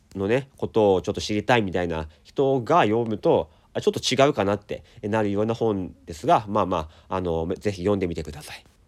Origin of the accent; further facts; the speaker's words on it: Daisen, Akita, Japan; 秋田ってあの大曲の花火っていうのがね日本一の花火大会があるんですがあそこ僕出身なんですよだからあのちっちゃい時というかまあ10代まではずっと毎年見てたんですよ